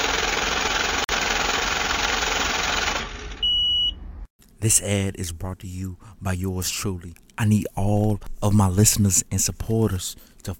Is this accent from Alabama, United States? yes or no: yes; Birmingham, Alabama, United States; now in Hoover, United States; Where I was raised at, I'm a West Side boy.